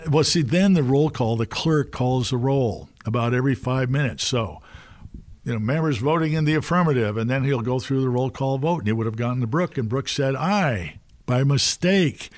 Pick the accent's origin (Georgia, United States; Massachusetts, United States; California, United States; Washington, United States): Washington, United States; Seattle; now in Washington, D.C., United States; I grew up in Seattle, schooled out in the Northwest